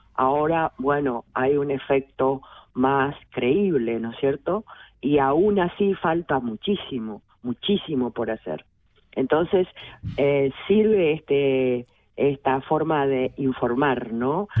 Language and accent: Spanish; Misiones, Argentina; moved away as an adult; now in Switzerland; yo soy argentina, soy una mujer argentina, soy migrante, hija de personas que de campesinos, campesinas, desde nací en la selva misionera, en Misiones Argentinas